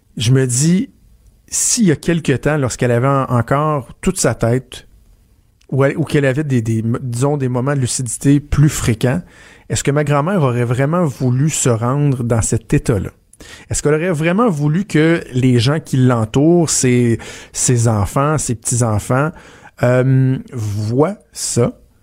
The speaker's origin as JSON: {"language": "French", "area": "Ville-la-Salle", "region": "Quebec", "country": "Canada", "tie": "born or raised there", "moved": "yes", "said": "à l'hôpital, à Ville-la-Salle, dans ma, dans ma région natale, dans ma ville natale"}